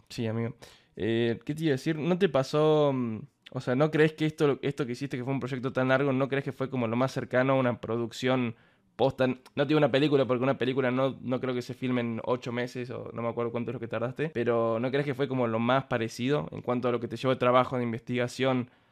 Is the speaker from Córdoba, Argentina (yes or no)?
yes; Córdoba, Argentina; yo soy de Córdoba